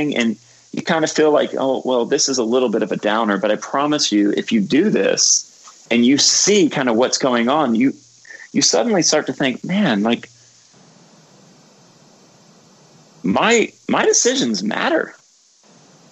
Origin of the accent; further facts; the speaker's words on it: Cocoa Beach, Florida, United States; moved away as an adult; also born or lived in Georgia / Louisville, Kentucky / West Virginia; now in New York, United States; I'm originally from Florida, which is basically where New York goes